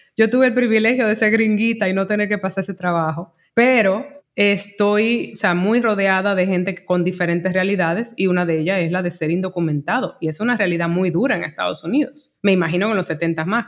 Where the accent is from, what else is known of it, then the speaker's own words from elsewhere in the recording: Santo Domingo, Dominican Republic; moved away; also born or lived in Elizabeth, New Jersey, United States / New York, United States; yo nací en Elizabeth, New Jersey, no en Nueva York ni en Santo Domingo, aunque me crié en Santo Domingo